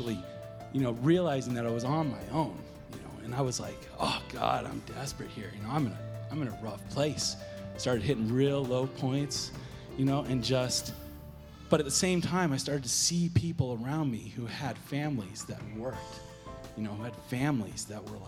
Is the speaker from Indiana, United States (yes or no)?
no; Southern California, United States; growing up in Southern California